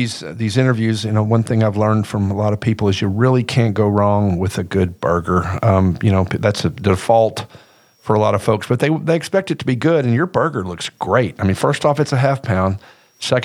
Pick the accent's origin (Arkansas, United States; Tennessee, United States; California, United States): Arkansas, United States; I'm from Arkansas